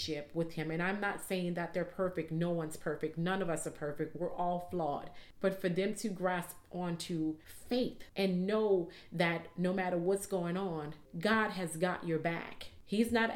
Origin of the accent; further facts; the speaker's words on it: New Orleans, Louisiana, United States; growing up in New Orleans